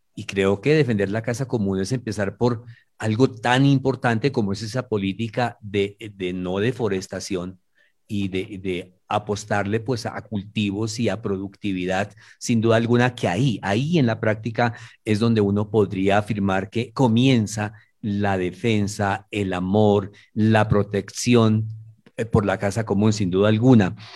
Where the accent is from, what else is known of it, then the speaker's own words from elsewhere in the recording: Manizales, Caldas, Colombia; soy nacido en Manizales, zona cafetera, y mi familia es del Tolima